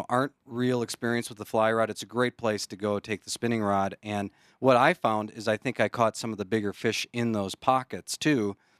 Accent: Wisconsin, United States; if you're coming from a different state, I came from Wisconsin.

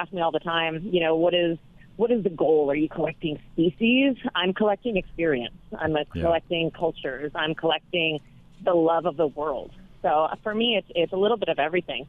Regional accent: Los Angeles, California, United States; I grew up in Los Angeles

